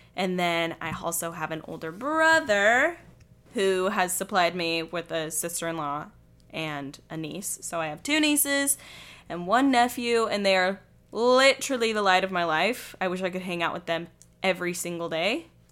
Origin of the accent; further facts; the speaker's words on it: Midway, Utah, United States; I'm from a little town called Midway. It's like forty-five minutes east of Salt Lake City